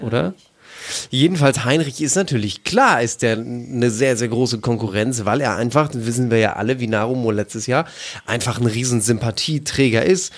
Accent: East Frisia, Lower Saxony, Germany; ich komme aus Ostfriesland

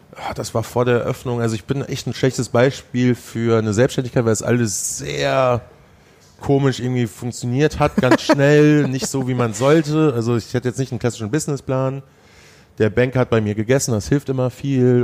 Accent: Sauerland, North Rhine-Westphalia, Germany; also born or lived in Hesse; now in Düsseldorf, Germany; ich bin Sauerländer, in Hessen geboren

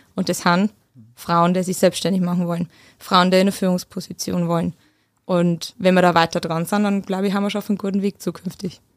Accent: Mitterhöll, Upper Palatinate, Bavaria, Germany; accent: Oberpfälzisch; moved away as an adult; also born or lived in Munich / Vienna / Hamburg / Heidelberg; now in Stuttgart, Germany; ich bin aus Mitterhöll, das ist die Dreiskerzone zwischen Ober- und Unterhöll.

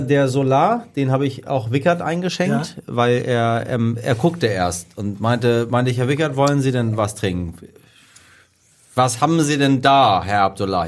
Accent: Iran; als Iraner

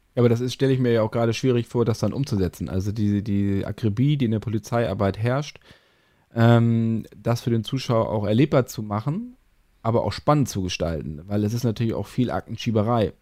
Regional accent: Northern Germany, Germany; als Norddeutsche

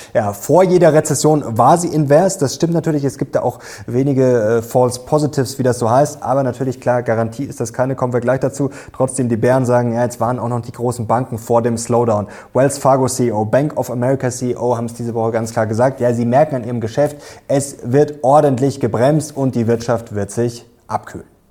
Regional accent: Germany; bei uns in Deutschland

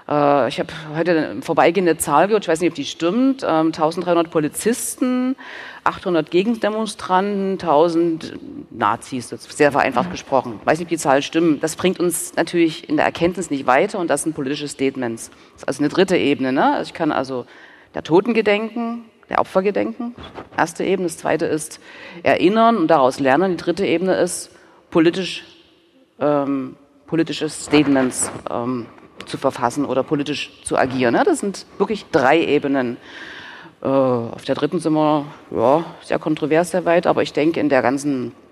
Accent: Dresden, Saxony, Germany; ich bin ja auch in Dresden groß geworden

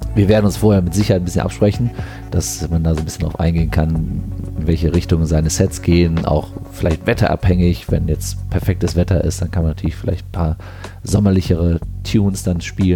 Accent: Düsseldorf, North Rhine-Westphalia, Germany; Ich bin Tanzlehrer hier in Düsseldorf, komme auch aus Düsseldorf

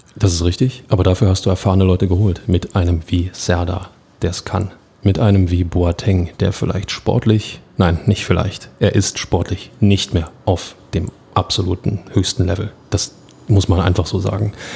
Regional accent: Berlin, Germany; kommen wir aus Berlin

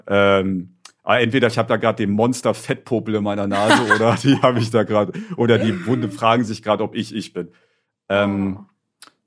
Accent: near Leipzig, Saxony, Germany; Ich bin ja in der Nähe von Leipzig zur Schule gegangen

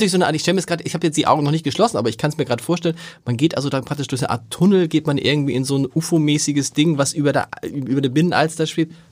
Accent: Hamburg, Germany; moved away; bin ich ja theoretisch gebürtiger Hamburger

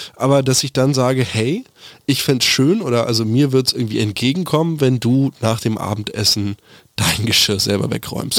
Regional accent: Berlin, Germany; als Berliner

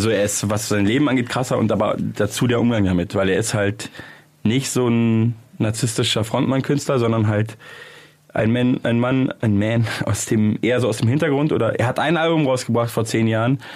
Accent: Munich, Bavaria, Germany; das ist in der ah. Nähe von München. Ah, okay. Und das ist ja meine Heimatstadt.

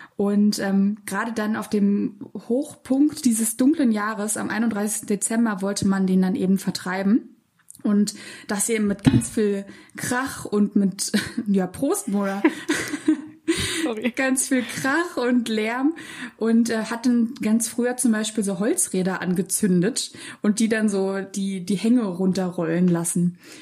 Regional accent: Berlin, Germany; ich komme ähm, aus Lichtenberg ursprünglich

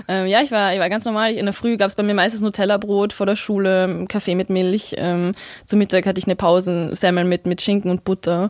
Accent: Vienna, Austria; Ich bin in Wien aufgewachsen

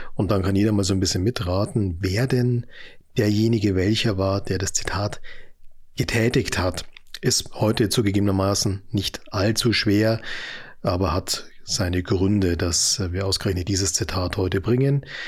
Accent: Ismaning, Bavaria, Germany; in Ismaning, in dem Münchner Vorort, in dem ich aufgewachsen bin

